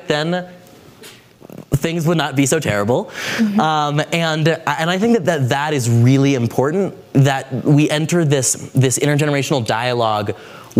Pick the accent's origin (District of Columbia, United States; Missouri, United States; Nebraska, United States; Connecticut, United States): District of Columbia, United States; Washington; I'm from Washington, D.C.